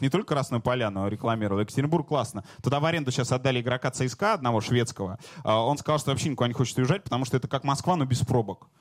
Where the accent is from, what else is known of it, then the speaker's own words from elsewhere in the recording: Ukraine; Я сам украинец